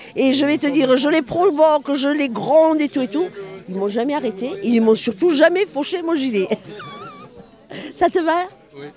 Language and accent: French; Marseille, Provence-Alpes-Côte d'Azur, France; je suis de Marseille